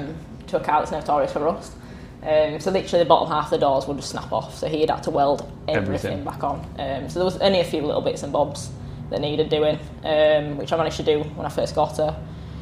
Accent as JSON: {"language": "English", "town": "York", "region": "Yorkshire and the Humber", "country": "United Kingdom", "said": "I'm from York."}